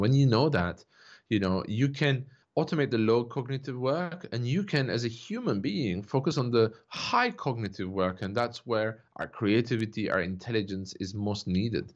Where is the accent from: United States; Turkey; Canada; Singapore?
Turkey; I grew up in Turkey, uh, you know, to a Turkish father, a French mother